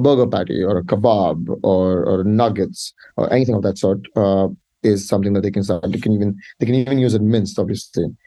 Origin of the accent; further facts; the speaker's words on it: India; I'm from India